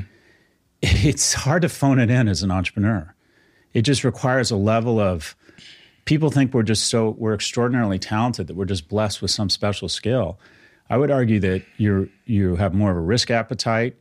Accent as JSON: {"language": "English", "region": "California", "country": "United States", "tie": "born or raised there", "said": "I was born in California in the sixties"}